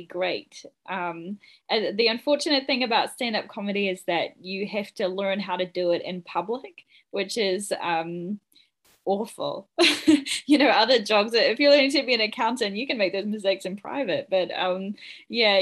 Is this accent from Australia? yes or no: no; New Zealand; I come all the way from New Zealand